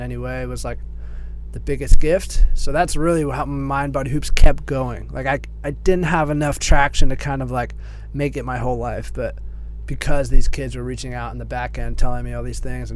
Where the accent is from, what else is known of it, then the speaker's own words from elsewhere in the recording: California, United States; I moved across the country back to my home state in California